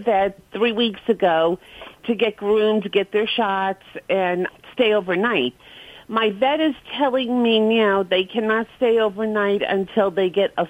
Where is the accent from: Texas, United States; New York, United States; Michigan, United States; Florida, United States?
New York, United States; Brooklyn; accent: New York; now in Clearwater, United States